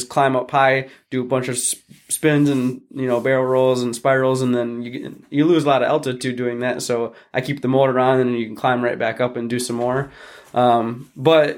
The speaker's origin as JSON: {"language": "English", "town": "Holland", "region": "Michigan", "country": "United States", "tie": "born or raised there", "said": "where I live in Holland, or where I grew up in Holland, Lake Town Beach"}